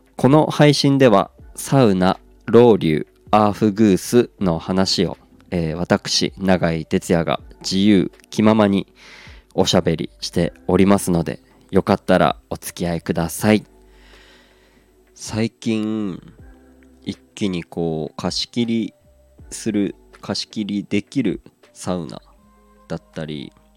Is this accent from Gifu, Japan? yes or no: no; Aomori, Japan; 出身の青森